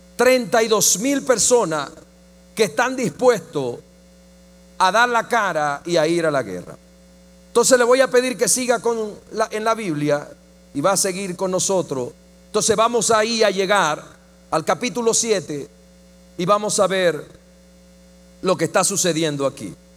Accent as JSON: {"language": "Spanish", "country": "Dominican Republic", "said": "yo la vi en el Chavo del Ocho en mi país"}